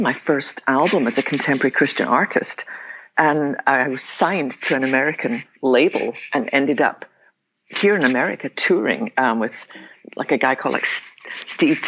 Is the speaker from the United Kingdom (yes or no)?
yes; west coast of Scotland, United Kingdom; now in Texas, United States; I was born in the west coast of Scotland. Probably tell them my accent.